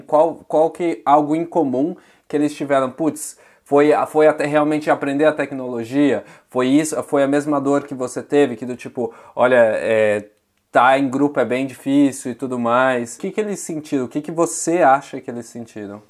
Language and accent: Portuguese; São Paulo, Brazil; moved away as an adult; now in Netherlands; sou de São Paulo, moro em uma cidadezinha da Holanda chamada Trek